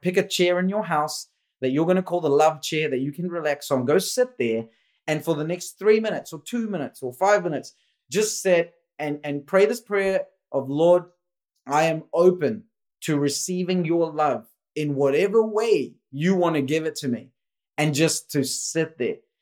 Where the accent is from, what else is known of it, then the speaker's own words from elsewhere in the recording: India; moved away; I was born in India.